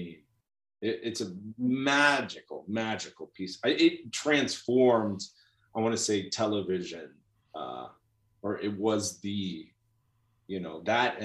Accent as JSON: {"language": "English", "town": "New York City", "region": "New York", "country": "United States", "tie": "born or raised there", "said": "I grew up in New York City in Queens"}